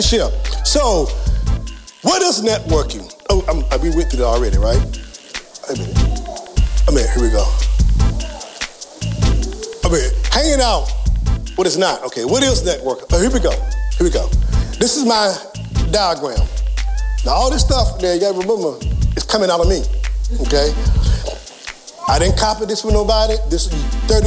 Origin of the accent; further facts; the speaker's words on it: Franklin, Virginia, United States; I was born and raised in Franklin, Virginia.